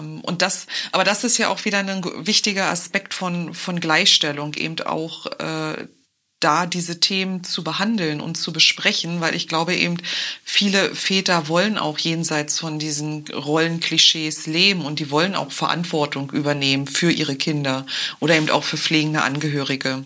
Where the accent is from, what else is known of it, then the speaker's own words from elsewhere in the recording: Brandenburg, Germany; hier bei uns in Brandenburg